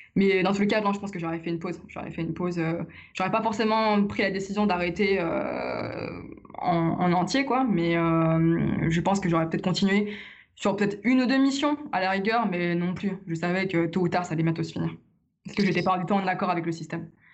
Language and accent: French; Lyon, Auvergne-Rhône-Alpes, France; je suis de Lyon